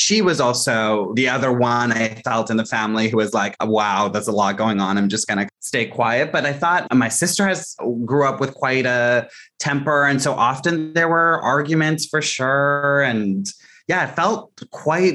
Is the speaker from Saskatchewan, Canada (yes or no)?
no; Mississauga, Ontario, Canada; also born or lived in Scarborough, Toronto; I was in Scarborough in the East General Hospital. And then we moved around a little bit. My parents' jobs kept changing, you know, kind of classic experience of trying to land something that felt fulfilling, but they weren't getting those opportunities. And we ended up settling in Mississauga. And that's where I grew up.